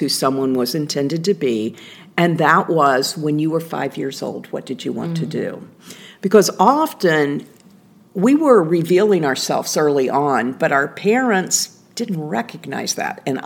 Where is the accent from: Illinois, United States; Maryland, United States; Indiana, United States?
Indiana, United States; I was a little girl growing up in Indiana